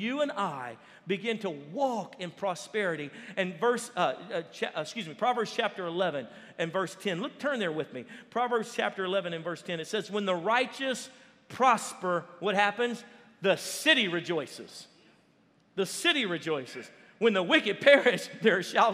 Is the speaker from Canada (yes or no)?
no; Baton Rouge, Louisiana, United States; moved away; we're from Louisiana. And we would drive down to New Orleans, about an hour and a half away from Baton Rouge where we lived